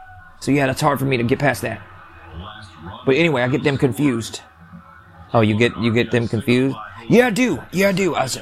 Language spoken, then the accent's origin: English; East Lansing, Michigan, United States; I'm from East Lansing. You're from East Lansing? Yes, I'm from Michigan. I'm an American citizen.